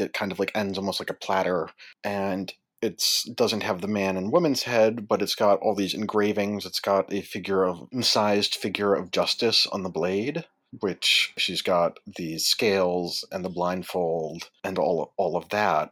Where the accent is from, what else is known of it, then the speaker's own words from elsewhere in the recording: Worcester, Massachusetts, United States; I'm from Worcester, Massachusetts